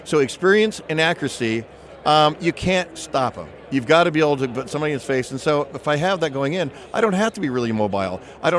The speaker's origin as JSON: {"language": "English", "region": "California", "country": "United States", "tie": "born or raised there", "said": "And I grew up in Southern Cal, you know, so Camp Lejeune was just down the road"}